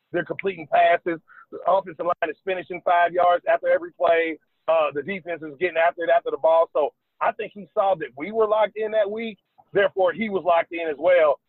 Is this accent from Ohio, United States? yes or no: yes; Dayton, Ohio, United States; moved away as an adult; also born or lived in Calgary; now in South Carolina, United States; I'm from Dayton, Ohio